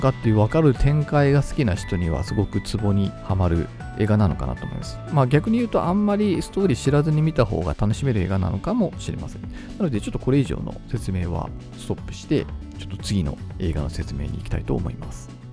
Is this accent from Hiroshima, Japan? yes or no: no; Kitami, Hokkaido, Japan; 私のあの生まれ故郷のあの北見市っていうね